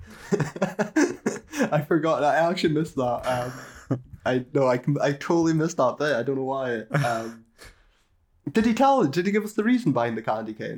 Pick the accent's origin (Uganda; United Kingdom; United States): United Kingdom; we're British